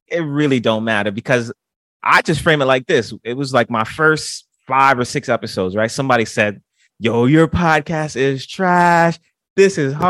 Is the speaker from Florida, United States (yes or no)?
no; New York City, New York, United States; I was from the Bronx